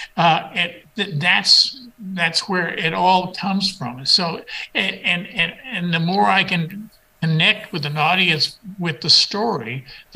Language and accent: English; New Mexico, United States; I'm from New Mexico